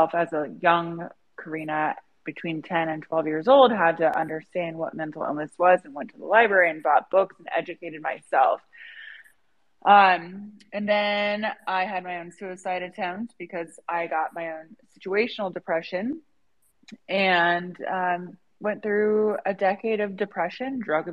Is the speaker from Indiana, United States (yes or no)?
yes; Indiana, United States; I was born in Indiana